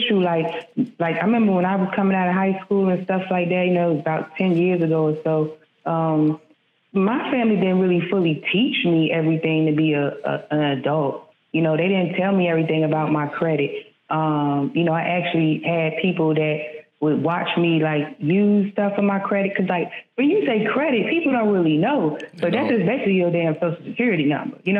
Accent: Maryland, United States; I'm from the Maryland

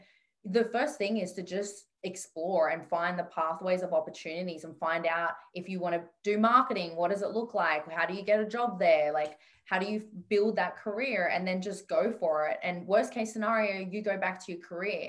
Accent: Sydney, New South Wales, Australia; I grew up in Western Sydney

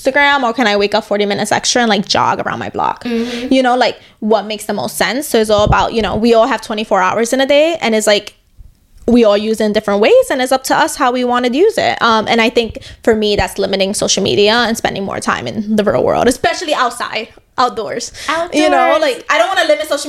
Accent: New York City, New York, United States; I grew up in New York my entire life

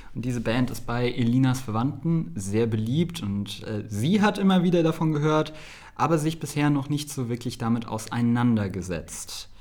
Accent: Saarbrücken, Saarland, Germany; aus meiner Heimatstadt Saarbrücken

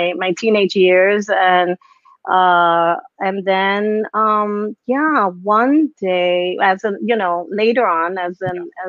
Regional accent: New York City, New York, United States; I'm Puerto Rican. My parents are Puerto Rican. And I was born and raised in the Bronx

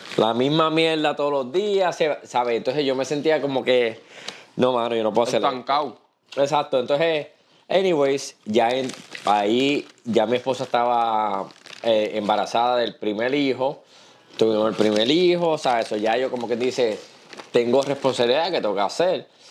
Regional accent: Puerto Rico; moved away as an adult; also born or lived in New York / Virginia; como buen puertorriqueño

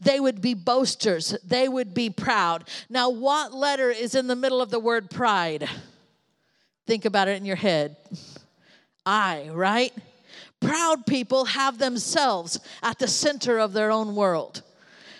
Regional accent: United States; I was born in America, where there's a church on every corner

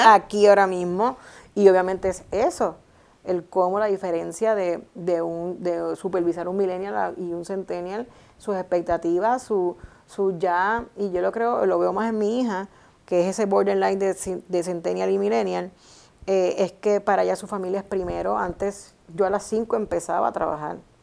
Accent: Puerto Rico; mi país

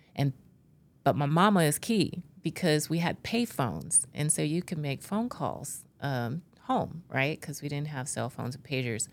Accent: Bakersfield, California, United States; I grew up in California and I grew up in Bakersfield. Uh, for those in California, it's in the Central Valley

